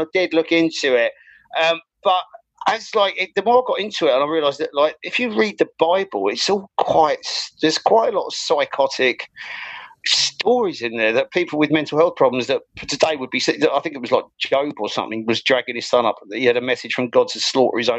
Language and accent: English; Ireland; I grew up in Ireland.